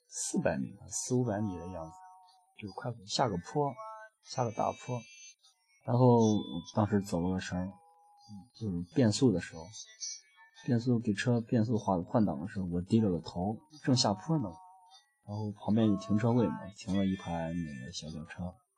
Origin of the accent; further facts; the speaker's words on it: Pucheng, Shaanxi, China; 骑行回家，回蒲城。我的老家儿蒲城